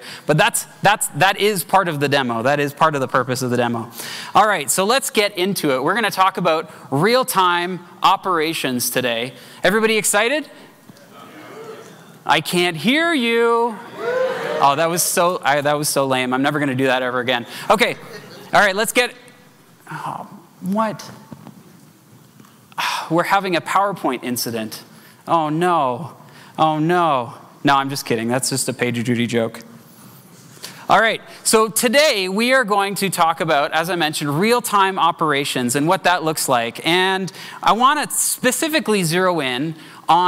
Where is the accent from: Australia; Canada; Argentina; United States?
Canada; As a Canadian